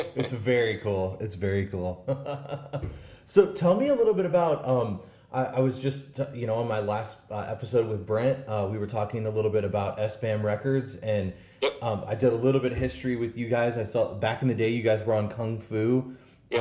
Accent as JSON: {"language": "English", "town": "St. Louis", "region": "Missouri", "country": "United States", "said": "some dude from St. Louis that you know is 40 years old"}